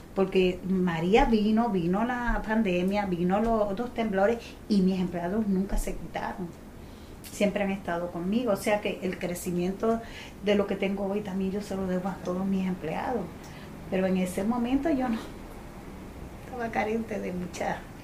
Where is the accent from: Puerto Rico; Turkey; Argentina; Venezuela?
Puerto Rico; Gurabo; yo vengo de un campo de Gurabo, una jibarita que apenas podía hablar, que era muy jibara